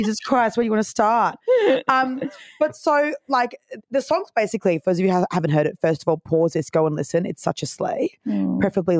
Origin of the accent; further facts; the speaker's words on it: Gold Coast, Queensland, Australia; moved away as an adult; also born or lived in Brisbane; now in Sydney, Australia; we're from the Gold Coast